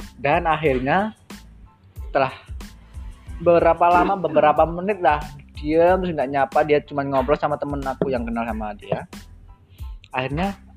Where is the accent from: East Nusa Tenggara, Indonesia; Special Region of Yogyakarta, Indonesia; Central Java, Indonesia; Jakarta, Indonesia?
Central Java, Indonesia; Wonosobo; saya berasal dari Kota Wonosobo, Jawa Tengah, Indonesia